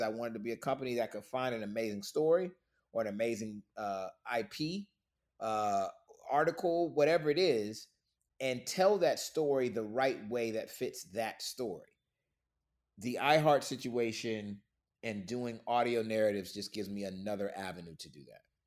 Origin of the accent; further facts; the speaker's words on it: Florida, United States; moved away as an adult; now in Atlanta, United States; I'm from Florida originally, but since graduating college, I've been in Atlanta